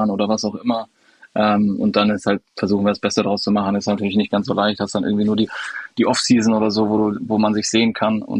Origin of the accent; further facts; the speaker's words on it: Dortmund, North Rhine-Westphalia, Germany; also born or lived in Allgäu; Genau, gebürtiger Allgäuer. Ähm, war bis sechs quasi im Allgäu. Und dann sind wir, genau, dann sind wir nach Dortmund hoch, weil mein Vater eine Professur angefangen hatte.